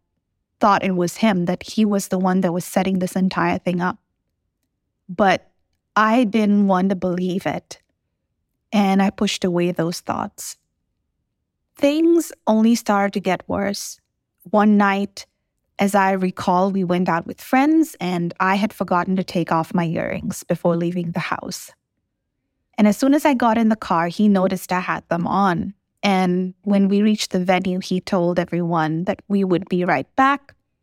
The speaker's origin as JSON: {"language": "English", "region": "Dubai", "country": "United Arab Emirates", "tie": "born or raised there", "said": "The first memory I have of being a kid was growing up in Dubai with my dad heavily drunk, hitting my mom. Those were turbulent times considering we were in such a situation as an expat in a foreign country."}